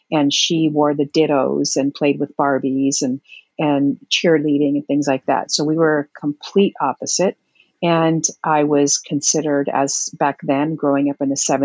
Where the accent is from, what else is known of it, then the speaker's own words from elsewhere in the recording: West Covina, California, United States; also born or lived in Heinola, Finland; I grew up in West Covina, California. I was born in Heinola, Finland, came here